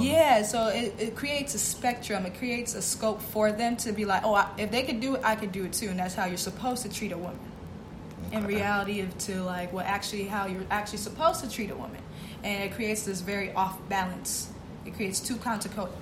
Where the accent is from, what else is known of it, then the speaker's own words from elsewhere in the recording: Boston, Massachusetts, United States; moved away as an adult; I actually was born and raised in Boston, Massachusetts.